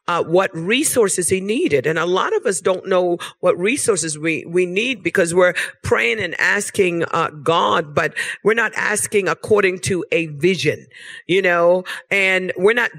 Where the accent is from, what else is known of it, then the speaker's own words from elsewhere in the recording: Bermuda; now in United States; I was born in Bermuda. I've been living in the United States of America for about 30 years. But I was born in Bermuda.